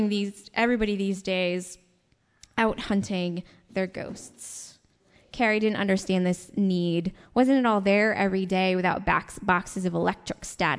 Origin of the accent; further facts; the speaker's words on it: Rochester, New York, United States; I'm Seneca ancestry, and I come from the Rochester, New York area